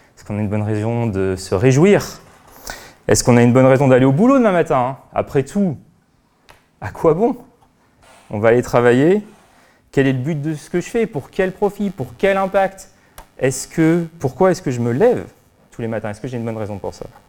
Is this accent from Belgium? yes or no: no; France; en tant que bon Français